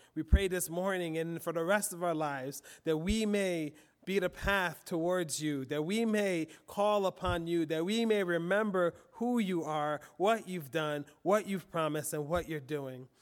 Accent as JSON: {"language": "English", "town": "Philadelphia", "region": "Pennsylvania", "country": "United States", "tie": "born or raised there", "said": "I grew up in Philly."}